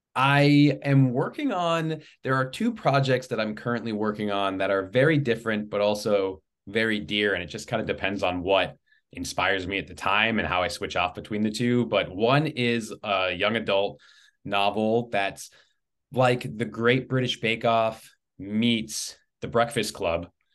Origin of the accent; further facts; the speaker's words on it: Los Angeles, California, United States; moved away as an adult; now in Simi Valley, United States; I was born and raised in the Los Angeles area